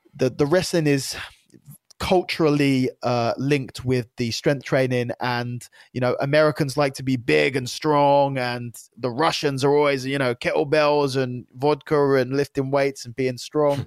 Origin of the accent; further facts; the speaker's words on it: United Kingdom; I was the first ever Brit to qualify for the A D C C.